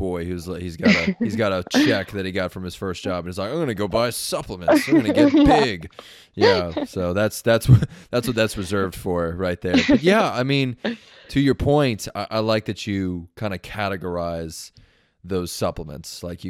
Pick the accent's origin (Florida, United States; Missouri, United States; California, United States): California, United States; Long Beach; I'm from Long Beach originally.